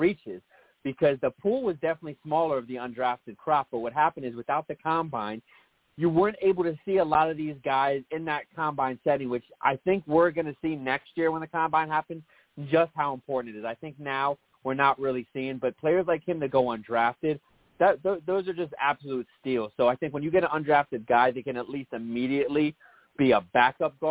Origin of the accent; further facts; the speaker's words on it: Bethesda, Maryland, United States; when I grew up in Bethesda, Maryland, we actually – my high school was horrible with football.